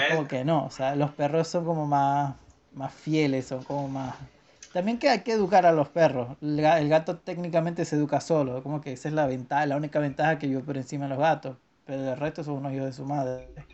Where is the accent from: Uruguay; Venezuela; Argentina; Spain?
Venezuela; moved away; me mudé de Venezuela